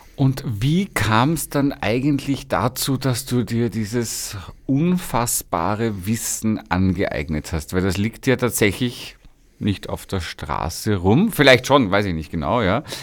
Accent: Vienna, Austria; Kind des ersten Bezirks

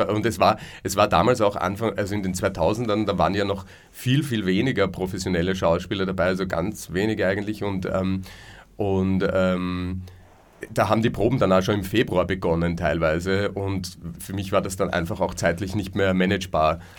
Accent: Leobersdorf, Lower Austria, Austria; Und mit dem habe ich in Leobersdorf, meiner Heimatgemeinde, wo ich her bin, ähm, Amateurtheater gespielt, davor.

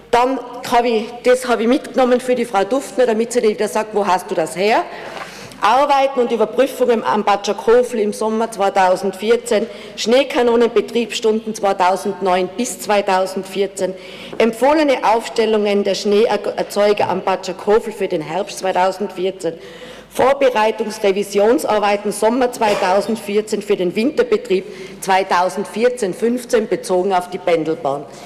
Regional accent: Tyrol, Austria; Und es gibt viele, bei, Gott sei Dank bei uns in Tirol, die alleine dagestanden sind

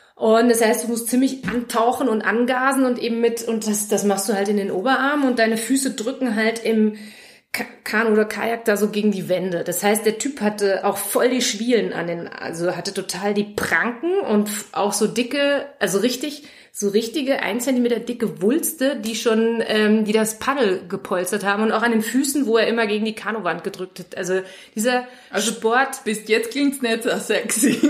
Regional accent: Germany; ich als Deutsche

